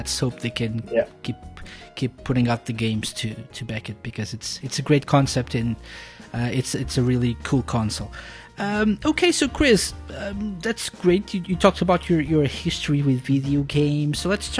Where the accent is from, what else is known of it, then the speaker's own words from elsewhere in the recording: Portugal; when I was growing up in Portugal